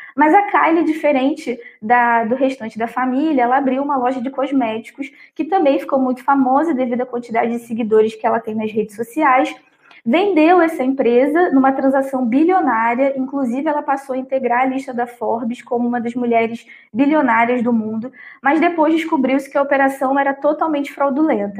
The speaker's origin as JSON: {"language": "Portuguese", "country": "Brazil", "said": "a nossa percepção como brasileiros"}